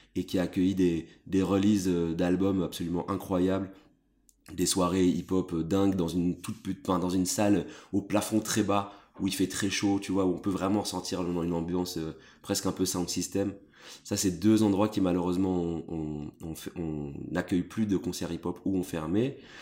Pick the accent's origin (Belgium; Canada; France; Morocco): Belgium; Brussels, Brussels-Capital Region; je suis né à Bruxelles